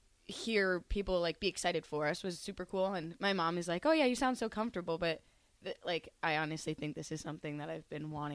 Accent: Georgia, United States; moved away; I'm from Georgia

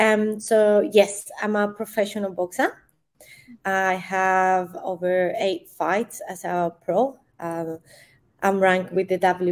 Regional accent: Colombia; English is a second language; moved away as an adult; now in Australia; I box in Australia, but I'm originally from Colombia

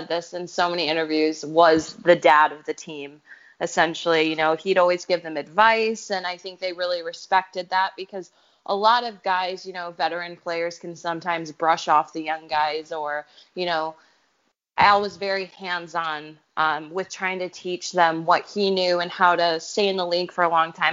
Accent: United States; moved away as an adult; now in England; I'm American

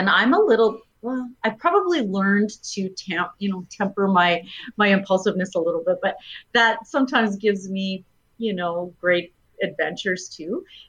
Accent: Edmonton, Alberta, Canada; moved away as an adult; now in Kamloops, Canada; But I was born and raised in Edmonton, and very quickly after high school, I went to U of A and started my B.Ed.

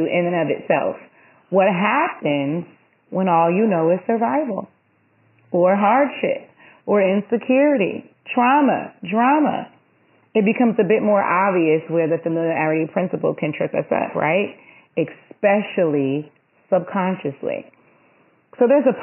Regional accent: the South, United States; I'm a Southern Belle

